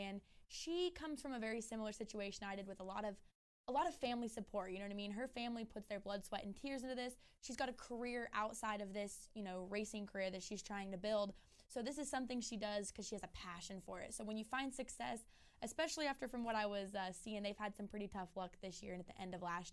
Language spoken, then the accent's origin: English; the Northwest, Pacific Northwest, United States; I'm just from the Northwest